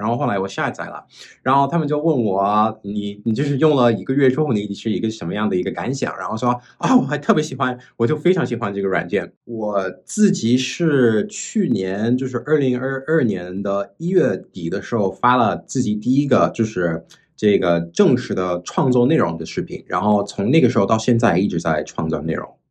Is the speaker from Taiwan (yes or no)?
no; New York City, New York, United States; Chinese is a second language; moved away as an adult; also born or lived in Flushing; now in China; 我是出生在这个纽约市，然后在纽约市，其实我是 在一个黑人区生活的，但是我是在一个华人区上学的